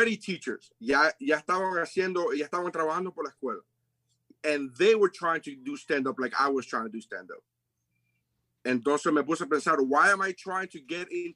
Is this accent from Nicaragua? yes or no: yes; Nicaragua; also born or lived in Sweetwater, Florida; I'm from Nicaragua, bro. Sweetwater